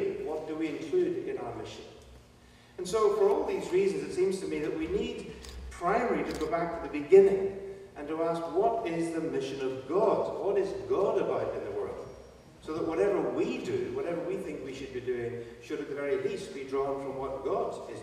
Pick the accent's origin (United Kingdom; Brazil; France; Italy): United Kingdom; Belfast, Northern Ireland; I am British, but I'm not English. I'm from Northern Ireland, from Belfast